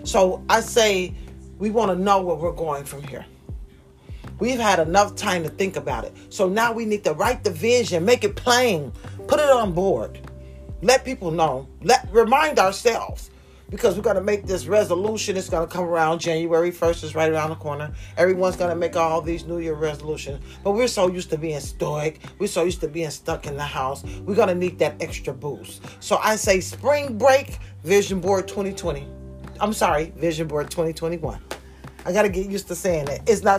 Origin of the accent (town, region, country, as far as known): United States